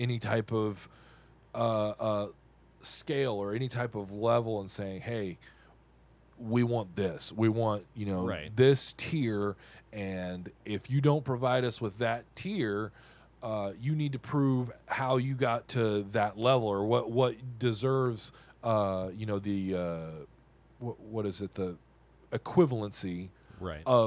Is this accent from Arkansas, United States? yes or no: yes; Arkansas, United States; I'm from Arkansas